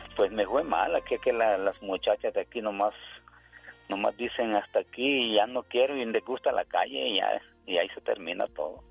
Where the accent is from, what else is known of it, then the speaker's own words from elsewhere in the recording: Xalapa, Veracruz, Mexico; moved away; Yo soy de allá de, Jalapa, Veracruz.